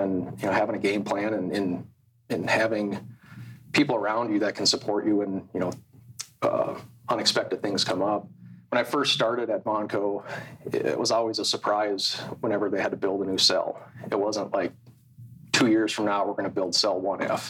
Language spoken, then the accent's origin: English; Alexandria, Minnesota, United States; also born or lived in Fargo / Utah; So I grew up in Alexandria, Minnesota